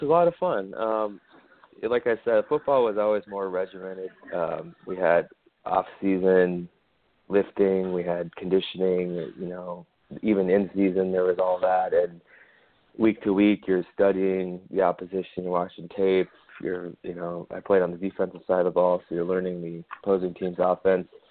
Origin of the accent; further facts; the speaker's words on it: Minnesota, United States; moved away as an adult; also born or lived in West Coast; I'm from Minnesota originally, as is uh, a few generations